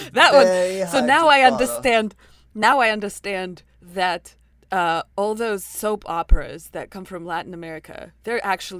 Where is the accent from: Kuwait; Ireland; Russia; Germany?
Russia; English is a second language; now in United States; growing up in Russia